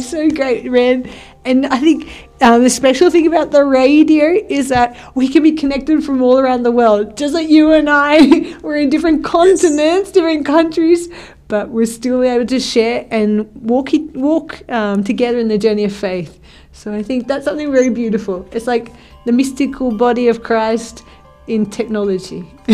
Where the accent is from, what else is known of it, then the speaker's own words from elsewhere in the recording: Australia; now in Spain; I'm from Australia